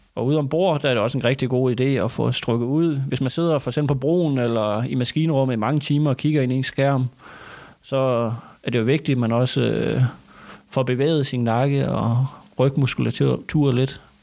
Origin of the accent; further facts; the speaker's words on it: Thy, Northwest Jutland, North Denmark Region, Denmark; Jeg er Tybo fra Nordvestjylland